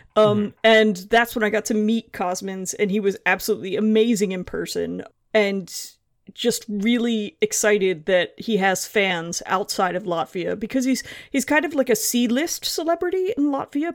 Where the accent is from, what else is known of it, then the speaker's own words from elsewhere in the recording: United States; now in London, United Kingdom; I'm an American living in London